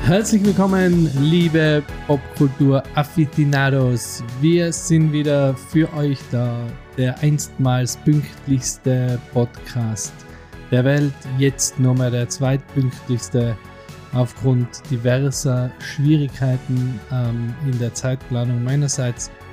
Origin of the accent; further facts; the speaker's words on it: Innsbruck, Tyrol, Austria; bei uns in Innsbruck